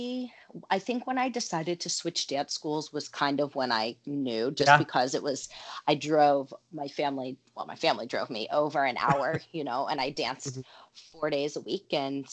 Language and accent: English; Pittsburgh, Pennsylvania, United States; Pittsburgh, other side of state.